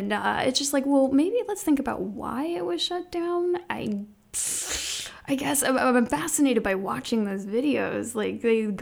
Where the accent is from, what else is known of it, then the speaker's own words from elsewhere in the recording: Ohio, United States; I grew up in Ohio, but, you know, right across the river